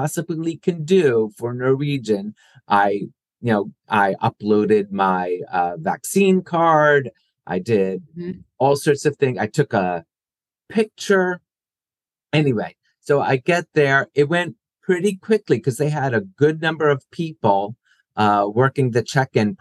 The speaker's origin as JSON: {"language": "English", "region": "New Jersey", "country": "United States", "tie": "born or raised there", "said": "I grew up in South Jersey"}